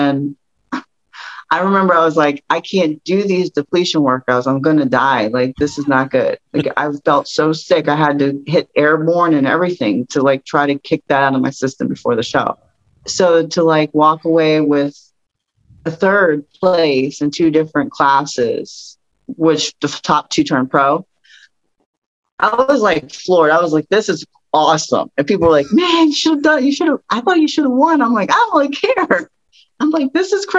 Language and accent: English; Pittsburgh, Pennsylvania, United States; I'm from Pittsburgh